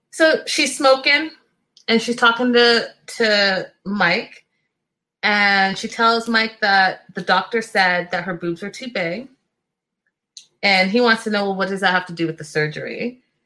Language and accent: English; Ghana; I'm Ghanaian, I'm not Nigerian